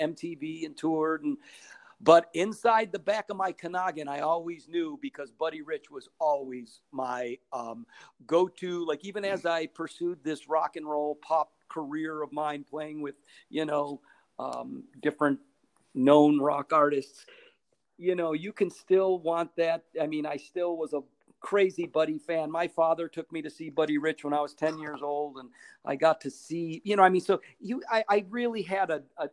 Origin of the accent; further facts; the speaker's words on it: Chicago, Illinois, United States; I'm from Chicago, as you could tell from this accent of mine